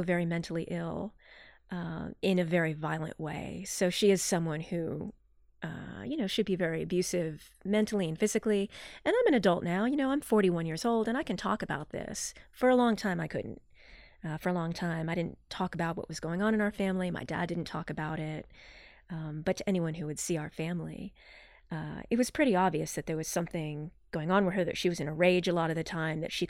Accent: Morgantown, West Virginia, United States; I grew up in Morgantown, West Virginia, with two parents.

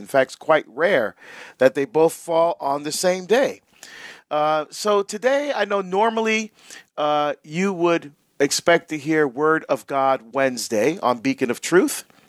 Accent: New Jersey, United States; when I grew up in Jersey

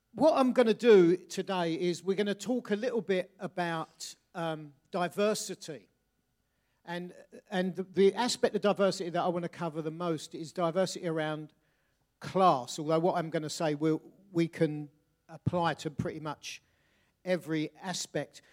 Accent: Bexley, London, United Kingdom; I grew up in Bexley, South, sort of, just southeast London, northwest Kent.

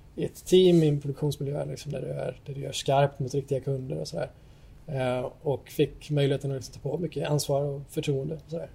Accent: Gothenburg, Västra Götaland, Sweden; also born or lived in Vårkumla / Stockholm; now in Jönköping, Sweden; Jag är född och uppvuxen här i Sverige, i Göteborg

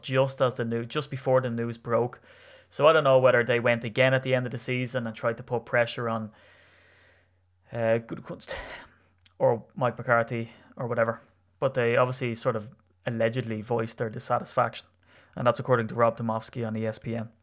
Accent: Ireland; as an Irishman

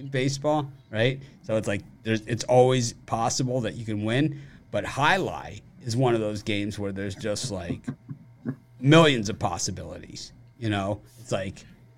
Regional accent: Miami, Florida, United States; I grew up in Miami, which is a Spanish city

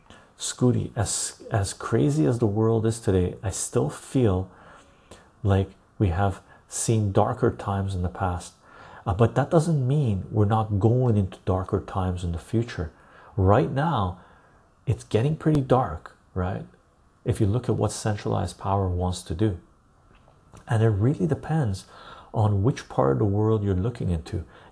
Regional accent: United Kingdom; but I am British.

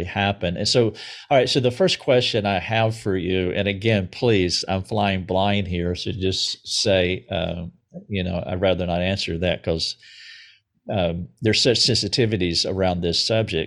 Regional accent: southern United States, United States; I'm from the southern part of the United States

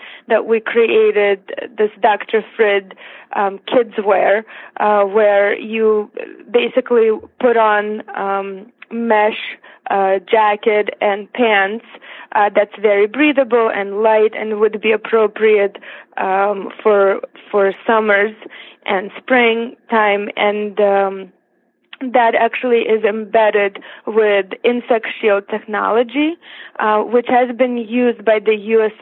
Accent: Siberia, Russia; English is a second language; now in United States; I was actually born in Siberia

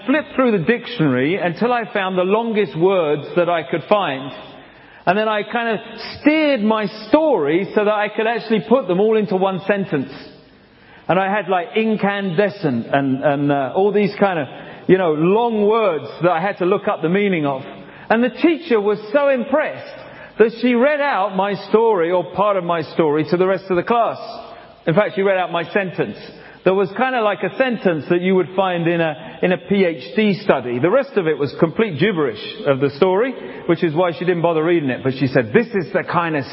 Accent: England, United Kingdom; moved away; also born or lived in Africa / Canada; I'm from England.

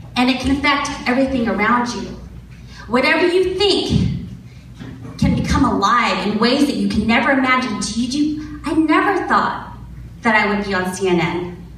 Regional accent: Elk Grove, California, United States; also born or lived in San Francisco; I grew up here in Elk Grove. Not here, this is Rancho, but Elk Grove

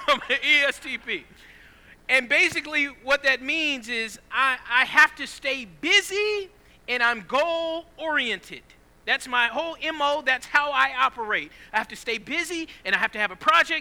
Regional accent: Southeast Georgia, United States; I grew up in Southeast Georgia.

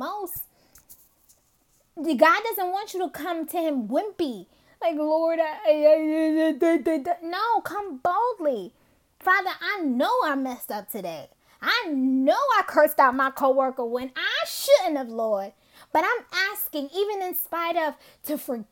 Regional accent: New York City, New York, United States; Growing up in Brooklyn

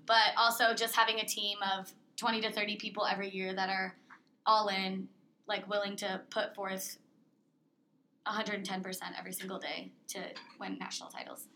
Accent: Indiana, United States; moved away as an adult; now in Ohio, United States; I am originally from Indiana, um, small town Indiana, and I came here four years ago

